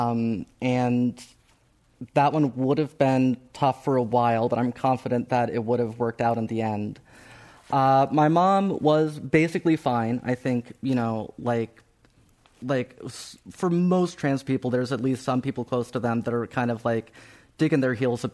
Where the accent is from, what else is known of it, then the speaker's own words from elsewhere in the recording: Ohio, United States; moved away; I grew up in Ohio